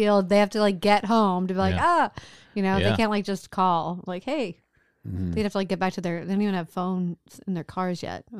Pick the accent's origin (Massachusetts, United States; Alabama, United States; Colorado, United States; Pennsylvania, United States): Pennsylvania, United States; Pittsburgh; moved away; I grew up in Pittsburgh.